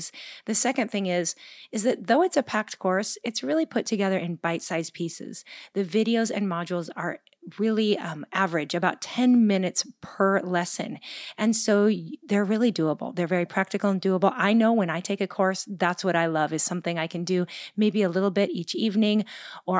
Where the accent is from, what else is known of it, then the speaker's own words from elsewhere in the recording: Gig Harbor, Washington, United States; my hometown of Gig Harbor, Washington.